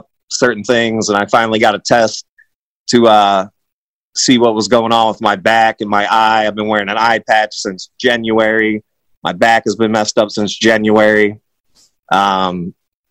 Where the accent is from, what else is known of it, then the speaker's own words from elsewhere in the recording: Northeast Ohio, United States; I grew up in Northeast Ohio in the 80s.